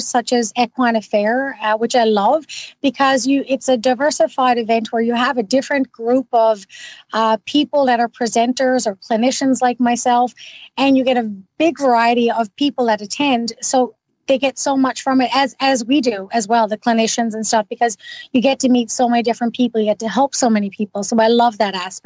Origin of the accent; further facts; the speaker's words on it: Newfoundland and Labrador, Canada; now in Ottawa, Canada; I'm originally from Newfoundland. Now, I've been gone for quite a long time